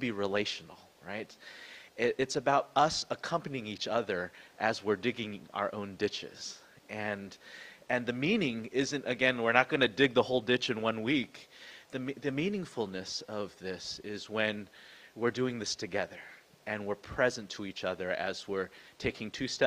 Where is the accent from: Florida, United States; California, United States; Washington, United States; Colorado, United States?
California, United States; San Jose; moved away; also born or lived in Vancouver; the house that I grew up in San Jose